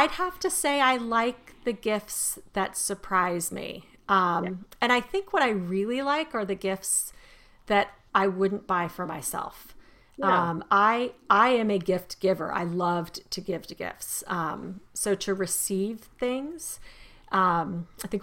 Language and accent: English; Arizona, United States; I was raised in Arizona